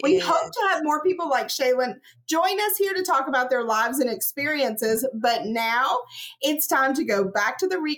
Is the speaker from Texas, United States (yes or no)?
yes; Houston, Texas, United States; And it was funny because I'm from Houston.